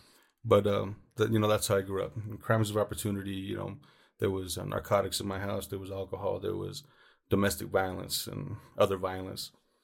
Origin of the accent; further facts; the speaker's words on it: Los Angeles, California, United States; I was born and raised in Los Angeles, California.